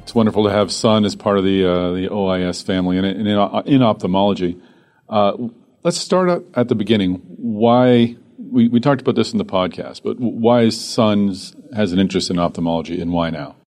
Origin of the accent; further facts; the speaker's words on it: Boston, Massachusetts, United States; my hometown, Boston.